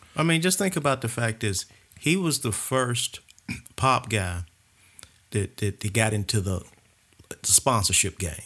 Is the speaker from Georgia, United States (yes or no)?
yes; Atlanta, Georgia, United States; We grew up in the Grove Park section of, uh, Atlanta